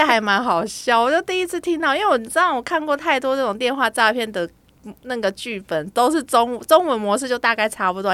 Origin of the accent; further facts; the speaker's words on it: Taiwan; 哎，八八六哦，那就我们台湾国码嘛